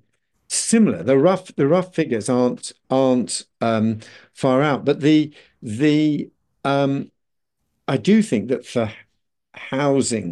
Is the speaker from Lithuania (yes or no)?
no; Birmingham, West Midlands, United Kingdom; I was brought up in Birmingham